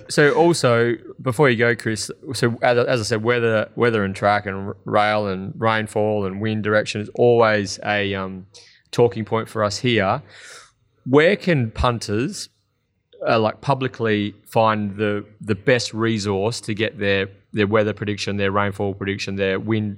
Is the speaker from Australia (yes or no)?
yes; Western Australia, Australia; growing up in Western Australia